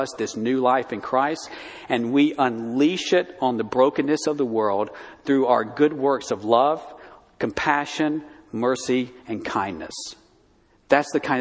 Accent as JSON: {"language": "English", "town": "Tuscaloosa", "region": "Alabama", "country": "United States", "tie": "born or raised there", "said": "My hometown in Alabama"}